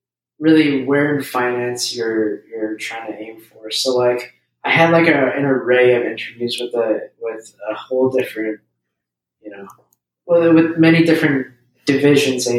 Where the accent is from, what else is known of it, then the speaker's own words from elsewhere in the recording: Eastern Long Island, New York, United States; moved away as an adult; also born or lived in Evanston, Illinois; I'm originally from, Eastern Long Island. I grew up in the Eastern Long Island area